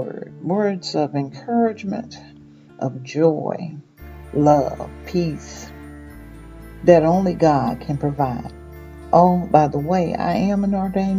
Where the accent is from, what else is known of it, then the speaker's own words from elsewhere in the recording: Mississippi, United States; moved away; I was born and raised in Mississippi, but I have traveled and lived in many places.